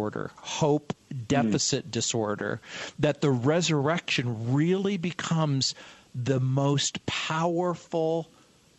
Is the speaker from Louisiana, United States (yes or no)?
yes; New Orleans, Louisiana, United States; I was born in New Orleans, and I, too, was born and raised and educated in a high church tradition